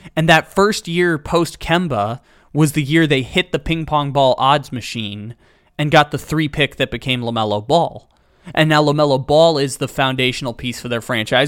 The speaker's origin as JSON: {"language": "English", "town": "Sacramento", "region": "California", "country": "United States", "tie": "born or raised there", "said": "my hometown, the team I cover, the Sacramento Kings"}